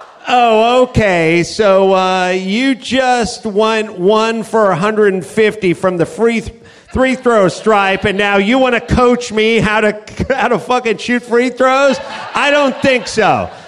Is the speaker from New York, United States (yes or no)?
no; California, United States; I'm from California. I can't find one goddamn Rams fan at a sports bar.